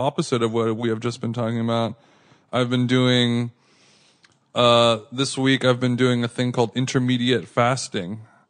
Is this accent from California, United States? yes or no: yes; California, United States; I grew up in Southern California.